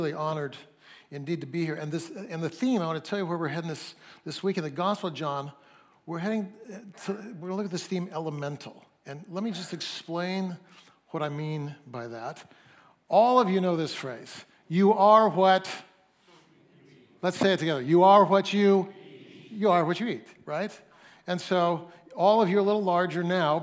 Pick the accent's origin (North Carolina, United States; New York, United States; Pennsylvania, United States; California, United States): California, United States; Fresno; also born or lived in Mount Hermon, California (summers); I'm from Fresno, nobody has a British accent in Fresno